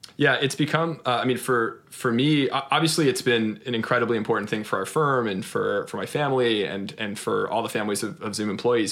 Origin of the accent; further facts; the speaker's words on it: Austin, Texas, United States; I grew up in in Austin, Texas